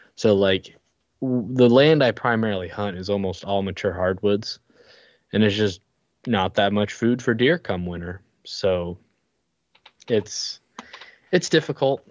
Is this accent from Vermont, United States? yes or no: yes; Colchester, Vermont, United States; I'm from Vermont, the Colchester area, which is unfortunately close to Burlington